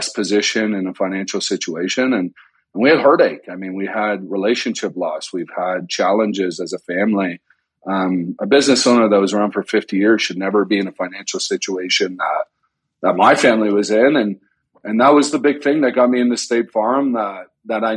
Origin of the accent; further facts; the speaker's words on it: Canada; moved away as an adult; now in United States; I grew up in Canada